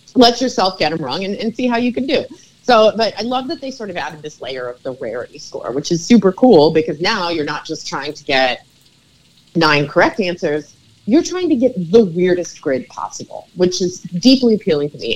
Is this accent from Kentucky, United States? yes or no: no; New York City, New York, United States; I'm a New Yorker, so quite familiar with the, the bridges of the area.